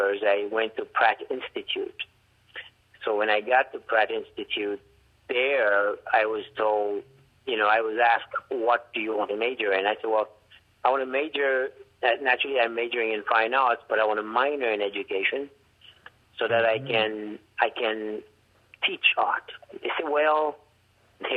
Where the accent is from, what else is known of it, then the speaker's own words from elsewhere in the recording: Jérémie, Grand'Anse, Haiti; accent: heavy accent; English is a second language; moved away; I'm from Haiti, I'm from Jérémy, where I was born